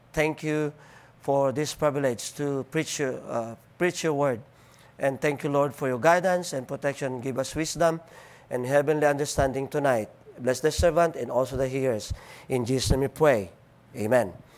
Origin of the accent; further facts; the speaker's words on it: Philippines; accent: Filipino; English is a second language; I'm Filipino, I'm not American